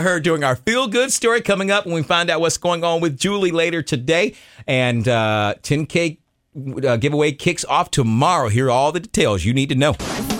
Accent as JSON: {"language": "English", "region": "North Carolina", "country": "United States", "tie": "born or raised there", "said": "I grew up in North Carolina."}